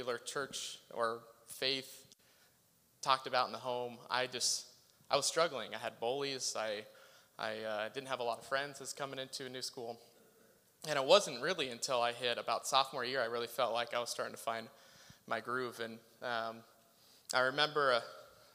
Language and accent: English; Salem, Oregon, United States; I grew up here in Northeast Salem.